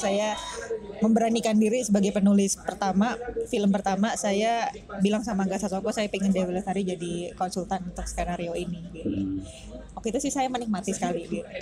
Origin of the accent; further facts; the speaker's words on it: Jakarta, Indonesia; saya juga orang Jakarta juga